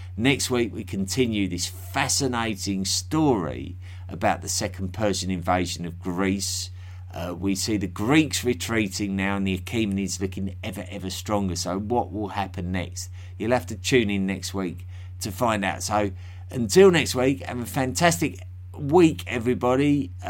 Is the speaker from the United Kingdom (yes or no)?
yes; London, United Kingdom; accent: Cockney; now in United States; Despite my Eastern European last name, I grew up in Margaret Thatcher's England, a proper little Cockney boy in central London. When my family emigrated to the US in the 80s